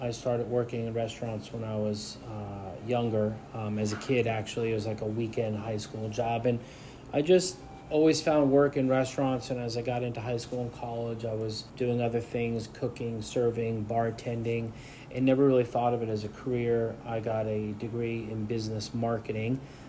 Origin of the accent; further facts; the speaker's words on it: United States; also born or lived in New Jersey; now in Seattle, United States; I grew up on the East Coast in New York and New Jersey